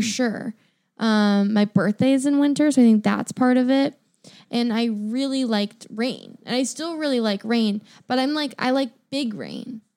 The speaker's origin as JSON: {"language": "English", "town": "Sacramento", "region": "California", "country": "United States", "tie": "born or raised there", "moved": "yes", "lives_now": "Seattle, United States", "said": "I grew up in Sacramento"}